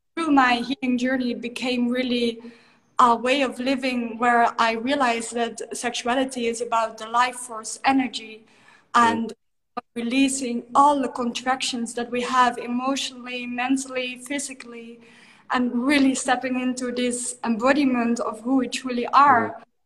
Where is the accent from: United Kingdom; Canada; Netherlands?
Netherlands; moved away as an adult; I grew up in the Netherlands. I'm from Holland originally.